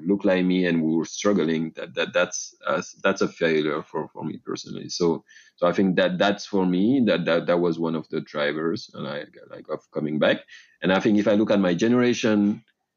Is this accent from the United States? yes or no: no; Dakar, Senegal; moved away as an adult; I was born and raised in Dakar, Senegal